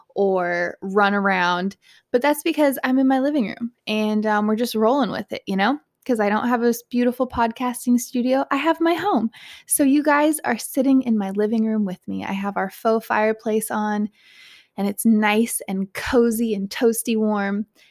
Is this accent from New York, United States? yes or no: no; Southern California, United States; moved away; I was born and raised in Southern California